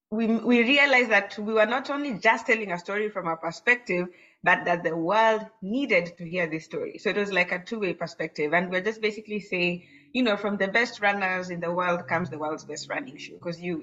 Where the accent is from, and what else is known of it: Kenya